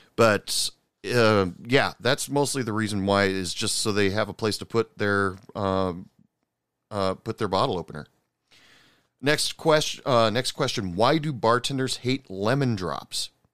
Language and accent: English; United States; being an American